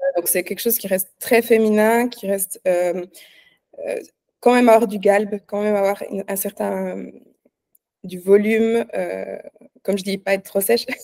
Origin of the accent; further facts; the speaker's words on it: Switzerland; je suis suisse, hein, pour ceux qui ne savent pas, j'habite en Suisse.